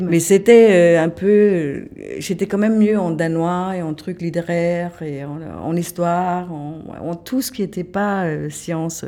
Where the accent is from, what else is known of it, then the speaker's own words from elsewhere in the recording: Kolding, Southern Denmark, Denmark; French is a second language; now in France; je me suis, jamais sentie euh, chez moi à Colding